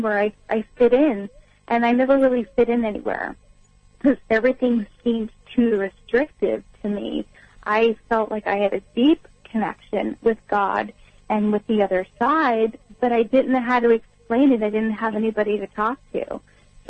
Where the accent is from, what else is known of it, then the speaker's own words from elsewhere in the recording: Long Beach, California, United States; now in East Coast, United States; I grew up in Long Beach, California